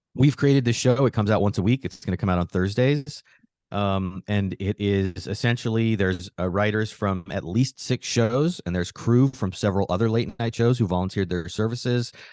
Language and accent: English; Phoenix, Arizona, United States; now in New York, United States; I grew up in Arizona, so everything was on an hour earlier